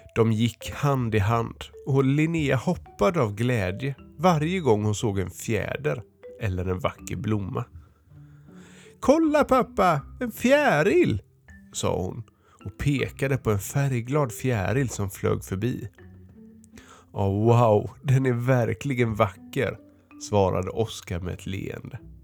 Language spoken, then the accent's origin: Swedish; Örebro, Örebro County, Sweden; jag kommer från Örebro